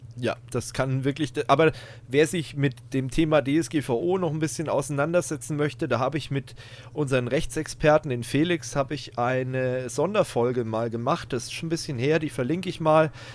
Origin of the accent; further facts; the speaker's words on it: Germany; bei uns in Deutschland